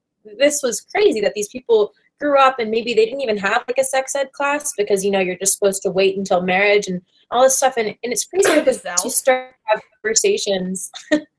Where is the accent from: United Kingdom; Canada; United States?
United States; Washington, District of Columbia; moved away as an adult; also born or lived in Wisconsin; I grew up in Washington, D.C.